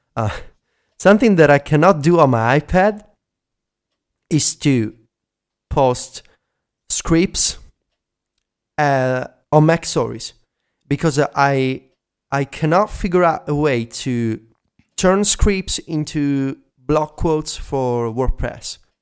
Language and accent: English; Italy; accent: Italian; English is a second language; my first language is not English.